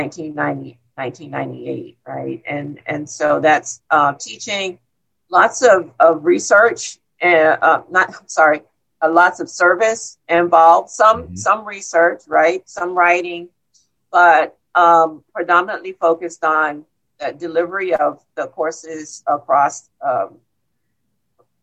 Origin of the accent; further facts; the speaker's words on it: Miami, Florida, United States; I grew up in Coconut Grove here in Miami